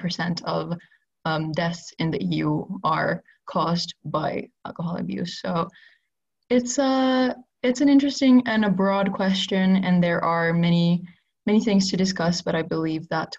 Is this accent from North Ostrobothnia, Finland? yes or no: no; Helsinki, Uusimaa, Finland; I come from Helsinki, Finland